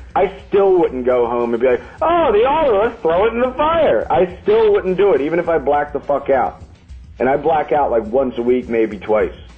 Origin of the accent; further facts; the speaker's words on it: Pennsylvania, United States; I'm from Pennsylvania